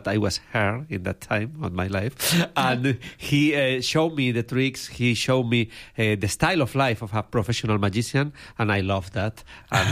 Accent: Spain; English is a second language; I come from Spain. Probably people is noticing by my accent. My English is not so good

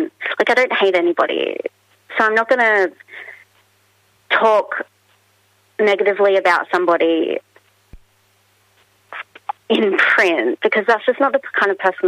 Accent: Australia; as an Australian author

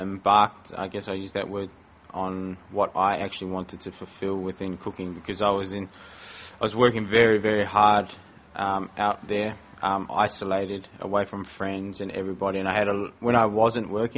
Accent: Porirua, Wellington, New Zealand; moved away as an adult; now in Melbourne, Australia; I am from Porirua, which is a small town about 20 minutes north of Wellington

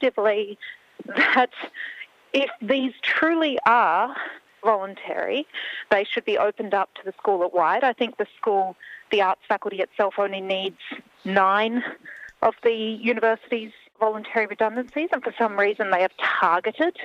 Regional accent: Australia; we have lost as Australian artists

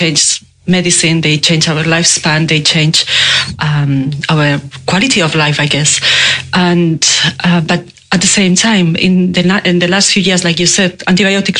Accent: Spain; moved away as an adult; now in Melbourne, Australia; I'm Spanish. Yeah? I moved to Australia many years ago, but I can't get rid of my accent.

